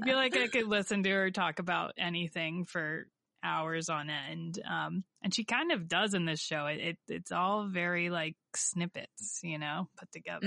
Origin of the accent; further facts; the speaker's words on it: Warren, Ohio, United States; my hometown of Warren, Ohio